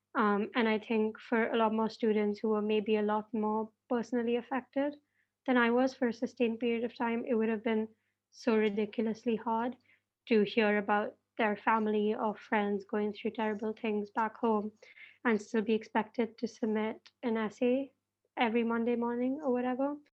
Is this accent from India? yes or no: yes; Mumbai, Maharashtra, India; moved away as an adult; now in Cambridge, United Kingdom; I'm a first year student at Emma doing English, um, and I'm from Mumbai